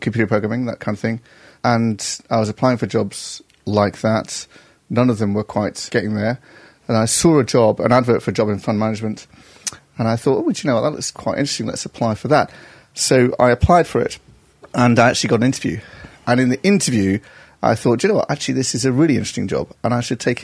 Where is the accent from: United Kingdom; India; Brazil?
United Kingdom; Stockport, North West England; moved away as an adult; also born or lived in Oxford / Barnet, London; now in London, United Kingdom; I grew up in Stockport, actually, just south of Manchester